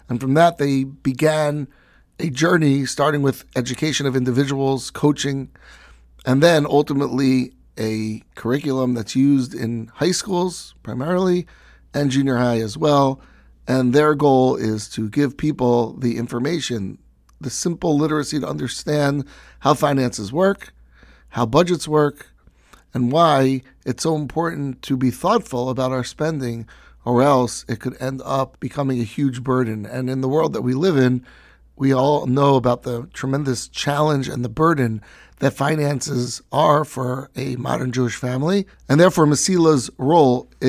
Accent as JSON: {"language": "English", "region": "London", "country": "United Kingdom", "tie": "born or raised there", "said": "Born and bred in London"}